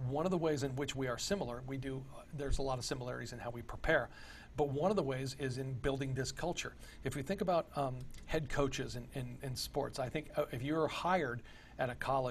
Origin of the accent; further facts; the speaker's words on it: Texas, United States; moved away; I grew up in Texas